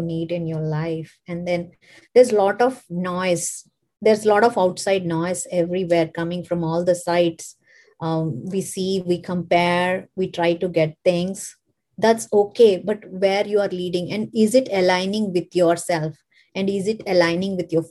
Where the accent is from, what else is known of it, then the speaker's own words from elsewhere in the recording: India; moved away as an adult; now in United States; I'm an immigrant like from India. I hail from India